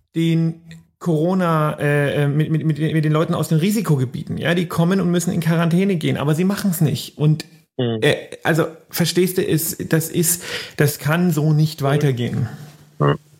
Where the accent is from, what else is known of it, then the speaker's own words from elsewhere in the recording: Germany; bei uns in Deutschland